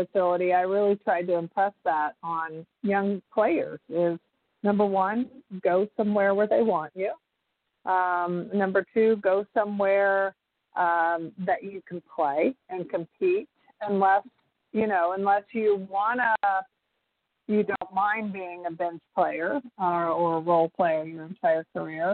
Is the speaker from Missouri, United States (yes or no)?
yes; St. Joseph, Missouri, United States; I grew up in St. Joseph, Missouri.